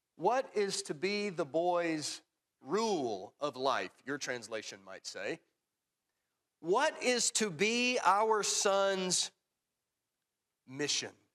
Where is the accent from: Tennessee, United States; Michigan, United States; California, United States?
Tennessee, United States; Tullahoma; growing up in Tullahoma